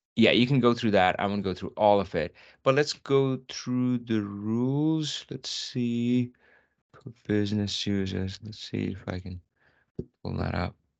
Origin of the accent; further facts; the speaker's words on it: North India, India; moved away; I'm from North India